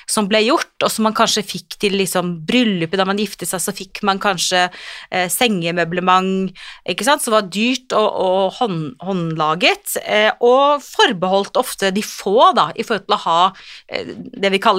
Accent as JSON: {"language": "Norwegian", "town": "Kirkenes", "region": "Finnmark", "country": "Norway", "also_born_or_lived": "Tvedestrand, Norway", "lives_now": "Oslo, Norway", "said": "Jeg er jo liksom eh, kirkenesværing på den ene siden og tvedestrandsjente på den andre siden, så jeg har liksom eh, bodd begge steder. Og, men akkurat nå vil jeg si at jeg føler meg mest som en Oslo-jente, faktisk."}